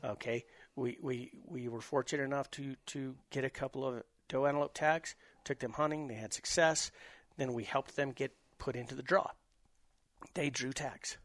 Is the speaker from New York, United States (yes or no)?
no; New Mexico, United States; I'm from New Mexico